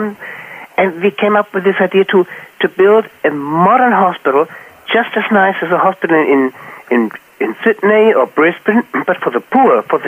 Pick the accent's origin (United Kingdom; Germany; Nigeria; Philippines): Germany; Wiesbaden, Hesse; I'm in Wiesbaden, my hometown Wiesbaden